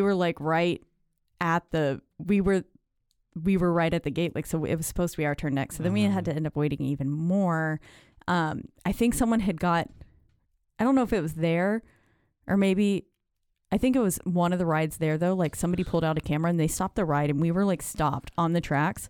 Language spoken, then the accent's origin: English; Houston, Texas, United States; I'm from the Houston area, so I yeah. grew up on Astroworld.